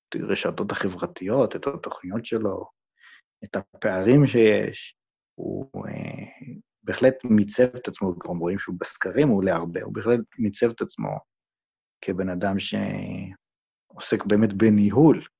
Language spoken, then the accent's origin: Hebrew; Jerusalem, Jerusalem District, Israel; moved away; בתור ירושלמי לשעבר